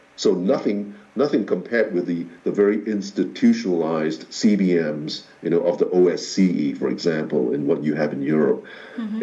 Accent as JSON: {"language": "English", "country": "Singapore", "said": "the Singapore Armed Forces, my, my, my home country's uh, uh, military forces"}